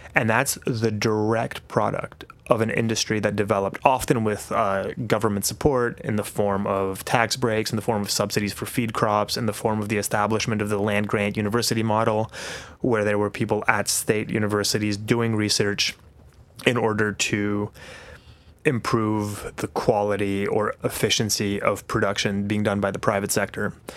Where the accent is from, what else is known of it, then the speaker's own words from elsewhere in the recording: Warsaw, Masovian Voivodeship, Poland; moved away; also born or lived in New Zealand; I grew up between Warsaw, which is the capital city, and a small farm that my grandparents had outside Warsaw.